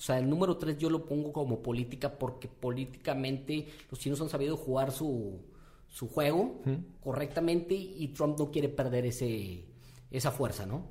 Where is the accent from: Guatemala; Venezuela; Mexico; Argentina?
Mexico